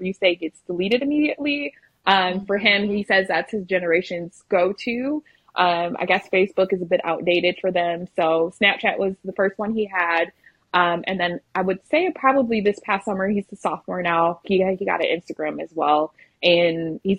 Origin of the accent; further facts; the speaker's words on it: Michigan, United States; moved away as an adult; now in Lubbock, United States; we're originally from Michigan, and we relocated to Lubbock, Texas